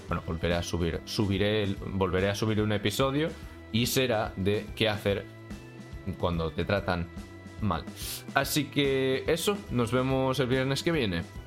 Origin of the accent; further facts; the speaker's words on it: Spain; soy de España